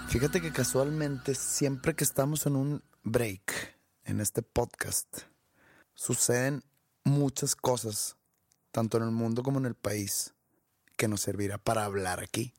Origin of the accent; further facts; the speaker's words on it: Mexico; moved away; como mexicanos